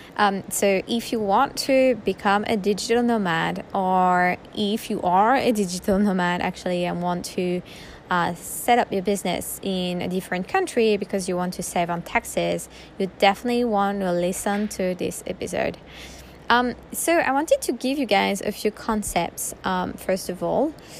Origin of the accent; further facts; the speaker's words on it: France; now in Bali, Indonesia; I was born in France, right? So I'm a citizen of France